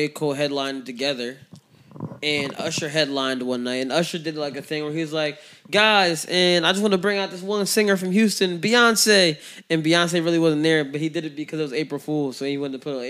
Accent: Jamaica; I'm a Jamaican, so I mean, stuff like that.

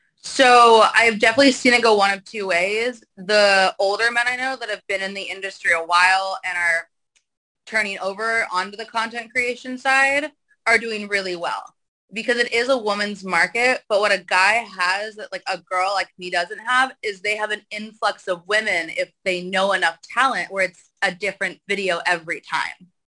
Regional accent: the Valley, California, United States; I grew up in the valley of Cal, like in the valley, like California.

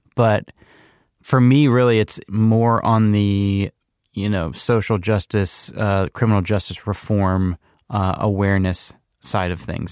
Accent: Charlottesville, Virginia, United States; moved away; has lived in Charlottesville, Virginia, which is my hometown.

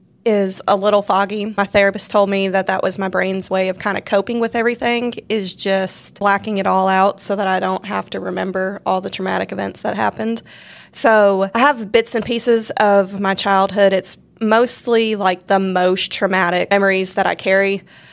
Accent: Washington, United States; born there; now in Louisiana, United States; I was born in Washington, close to the Seattle area, and that's where my mom is from.

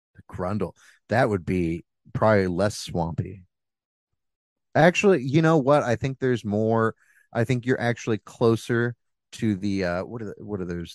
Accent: Bixby, Oklahoma, United States; born or raised there

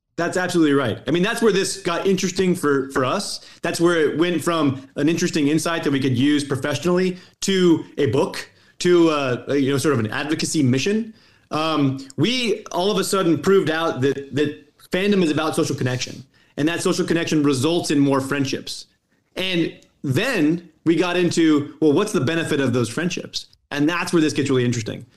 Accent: Colorado, United States; moved away; I'm from Colorado. You know, I don't live in Colorado anymore

